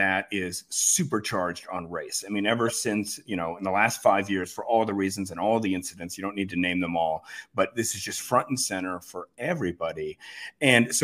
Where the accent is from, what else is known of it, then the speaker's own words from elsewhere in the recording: Worcester, Massachusetts, United States; growing up in Worcester